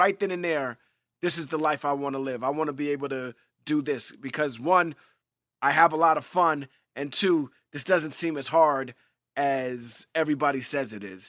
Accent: New York, United States; I grew up in Hell's Kitchen, New York, and on 42nd between 9th and 10th Avenue, there was this whole theater complex, this theater thing called Theater Row

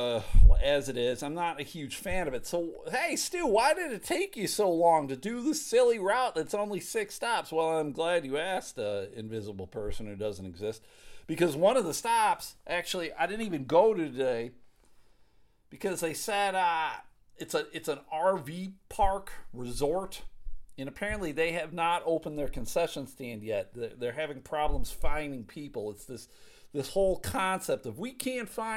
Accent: Buffalo, New York, United States; moved away; back home where I grew up in Buffalo, New York

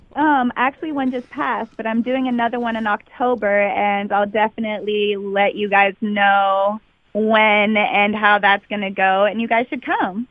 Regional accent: Oakland, California, United States; I was born in Oakland

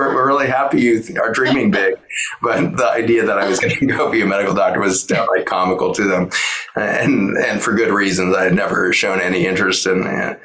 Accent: Boulder, Colorado, United States; born and raised in Boulder.

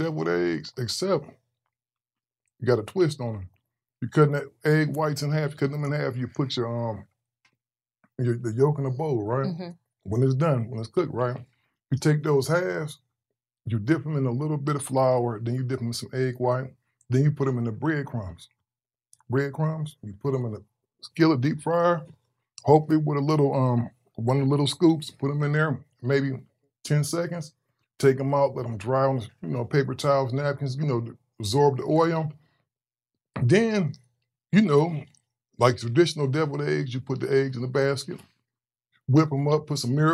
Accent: Cleveland, Ohio, United States; moved away as an adult; also born or lived in Long Beach, California; I'm originally from Cleveland, Ohio

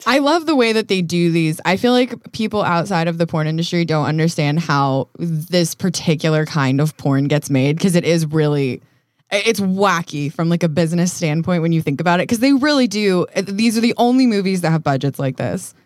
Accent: Colorado, United States; also born or lived in Canada; now in Los Angeles, United States; I grew up in Colorado

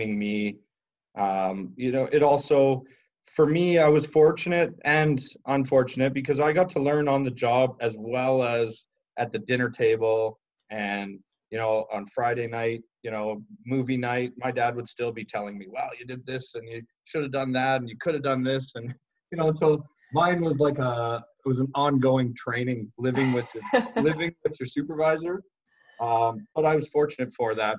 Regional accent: Calgary, Alberta, Canada; Growing up in Calgary, Alberta, my father was always, he was a construction professional

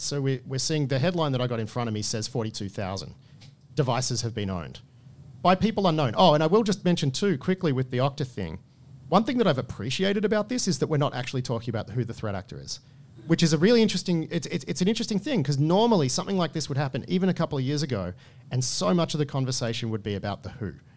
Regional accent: Australia; as an Australian

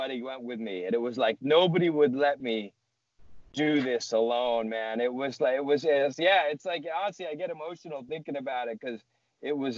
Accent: near Boston, Massachusetts, United States; born or raised there

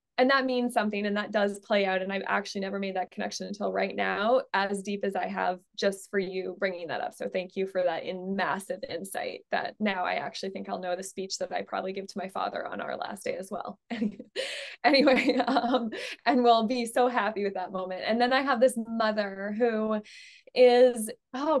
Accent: Alberta, Canada; I'm from Alberta, which is the energy capital of Canada

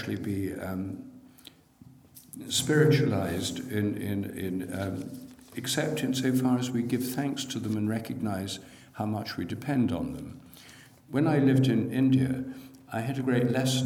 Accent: Newark, East Midlands, United Kingdom; now in London, United Kingdom; in my hometown, Newark in Nottinghamshire

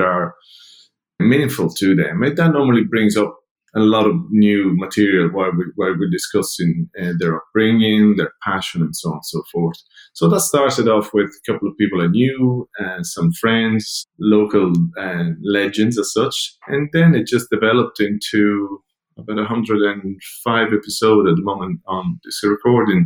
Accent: Italy; now in Dublin, Ireland; Growing up in Italy 50 years ago or so, I was always a community-based person

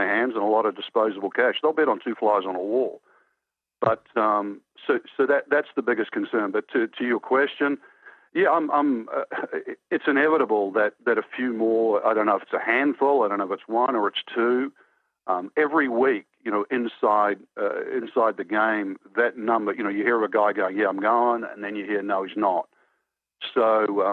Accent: New Zealand; I grew up in New Zealand

